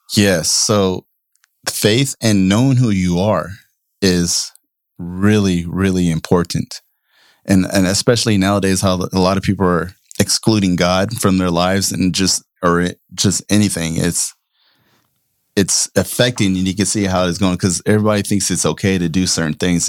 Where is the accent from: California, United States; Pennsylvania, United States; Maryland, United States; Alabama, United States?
California, United States; Oakland; growing up in Oakland in, uh, ninety-eighth and East fourteenth